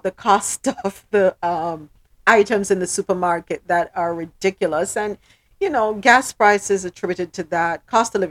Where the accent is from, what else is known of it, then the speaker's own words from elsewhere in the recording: Jamaica; We're Jamaican. Proud Jamaicans